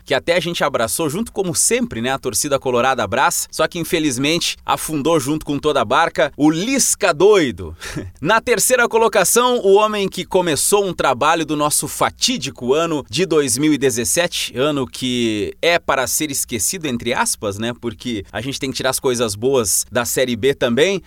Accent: Santiago, Rio Grande do Sul, Brazil; sou de Santiago, Rio Grande do Sul, trabalho aqui na Rádio Verdes Pampas

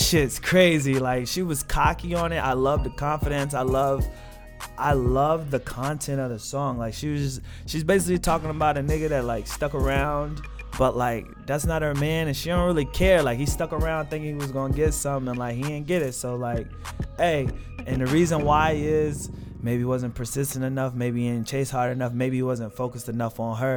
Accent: Raleigh, North Carolina, United States; I'm from Raleigh, but, like, stayed out in the country

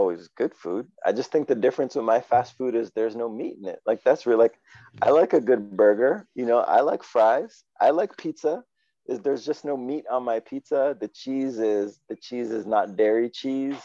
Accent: Canada; also born or lived in Atlanta, Georgia, United States; a Canadian raised in Canada

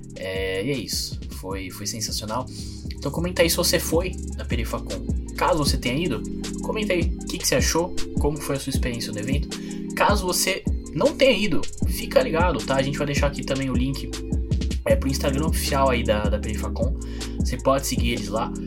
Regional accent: São Paulo, Brazil; eu sou de São Mateus, não Zona Leste de São Paulo

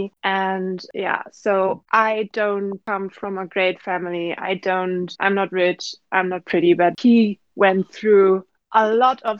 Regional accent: Germany; I'm from Germany.

